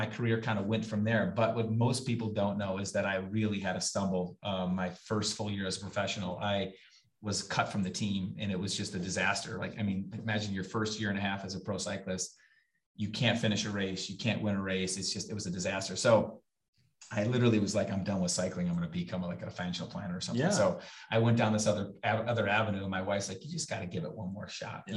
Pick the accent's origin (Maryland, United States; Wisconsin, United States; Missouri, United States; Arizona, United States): Wisconsin, United States; Kenosha; my hometown. It's Kenosha, Wisconsin. That's where I was born and raised